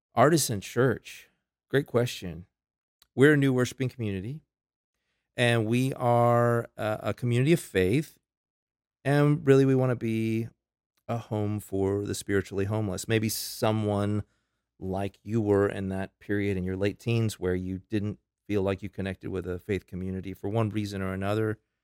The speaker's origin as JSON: {"language": "English", "town": "Tampa", "region": "Florida", "country": "United States", "tie": "born or raised there", "moved": "as an adult", "lives_now": "Lincolnton, United States", "said": "I'm originally from Florida. That's where I gr-, I'm a native Floridian."}